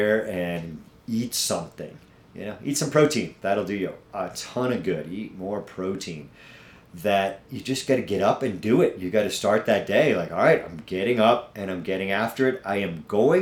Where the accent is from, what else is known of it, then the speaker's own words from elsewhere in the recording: New England, United States; now in Castle Rock, United States; I'm from New England. If you don't catch it here and there in my accent that comes out here and there